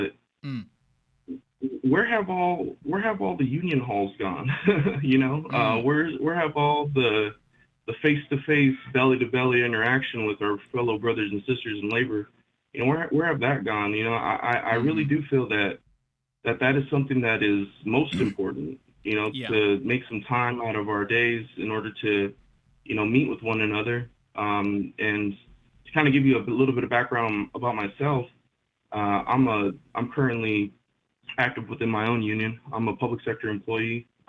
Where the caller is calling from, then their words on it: California, United States; from Southern California.